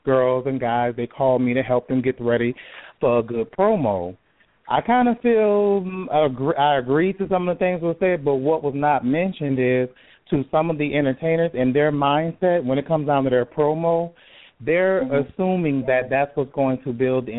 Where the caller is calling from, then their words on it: Jacksonville, Florida, United States; I'm calling from Jacksonville, Florida